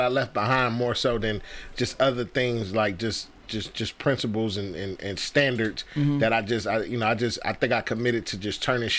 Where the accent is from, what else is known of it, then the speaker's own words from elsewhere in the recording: Detroit, Michigan, United States; also born or lived in East Kirby, Detroit; I did most of my primary growing up was West Side, West 7 Mile to be exact.